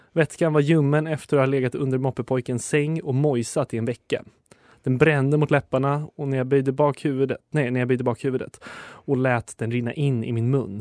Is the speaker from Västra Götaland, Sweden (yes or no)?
no; Stockholm, Stockholm County, Sweden; som stockholmare